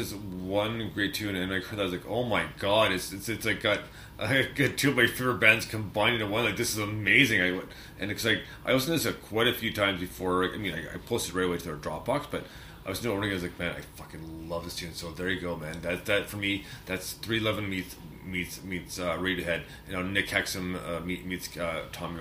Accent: Canada; I'm Canadian

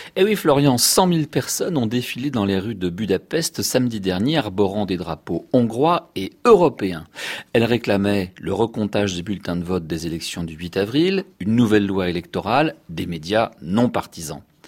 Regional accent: France; chez nous en France

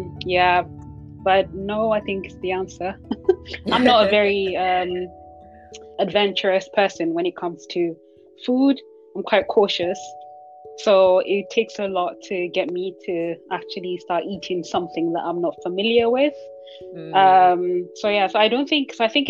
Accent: Nigeria; moved away; I grew up in Nigeria

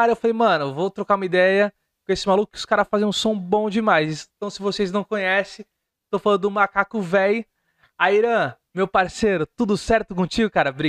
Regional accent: Santos, São Paulo, Brazil; É, eu sou de Santos. A gente usa muito

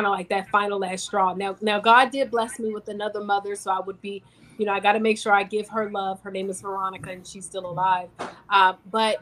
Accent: Virginia, United States; I'm originally from Virginia

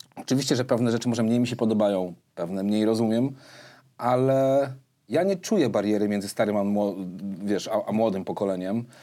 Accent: Warsaw, Masovian Voivodeship, Poland; ja się tam no. wychowałem od dziecka

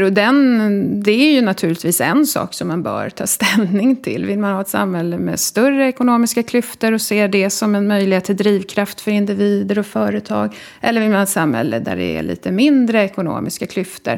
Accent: Solna, Stockholm County, Sweden; also born or lived in Sundbyberg; Jag är född i Stockholm och uppvuxen i Solna

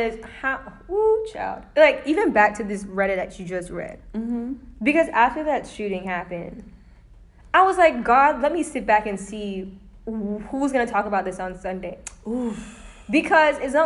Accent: Florida, United States; I was born in Florida

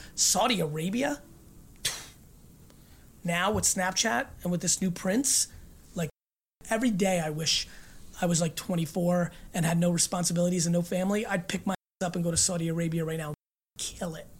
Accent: Russia; moved away; I was born in Russia and lived in a studio apartment with this many family members. This is like how I grew up

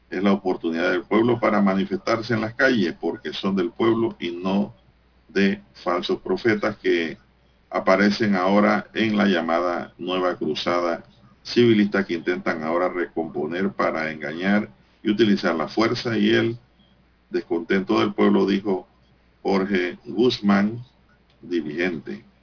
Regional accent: Panama; Porque al fin y al cabo somos panameños.

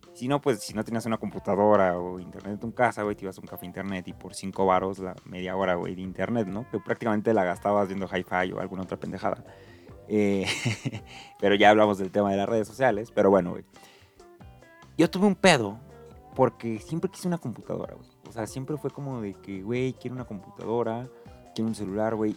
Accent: Mexico

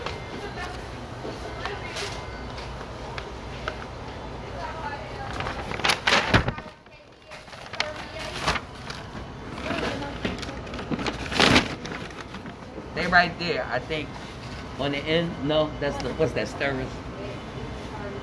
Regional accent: Philadelphia, Pennsylvania, United States; moved away as an adult; I'm from Philly. I moved here because I was pregnant

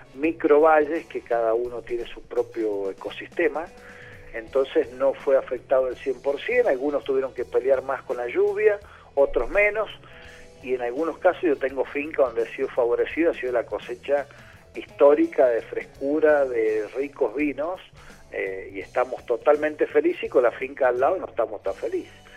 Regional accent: Media Agua, San Juan, Argentina; moved away; also born or lived in Salta; yo nací en Mediagua, en San Juan, en medio de un viñedo

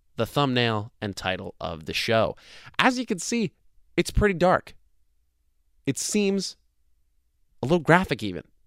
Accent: New Jersey, United States; I'm from New Jersey.

